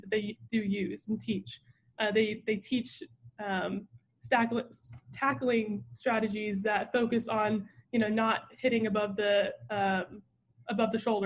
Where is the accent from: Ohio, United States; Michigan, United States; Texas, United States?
Texas, United States; Mesquite; but I'm from Mesquite. So I would say growing up in Mesquite